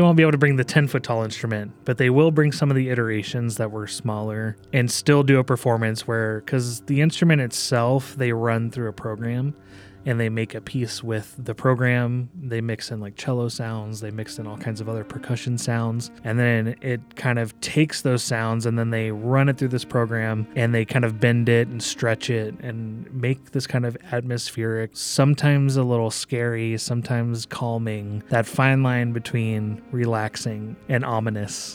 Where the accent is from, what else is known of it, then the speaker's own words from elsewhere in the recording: Omaha, Nebraska, United States; here in Omaha, in my hometown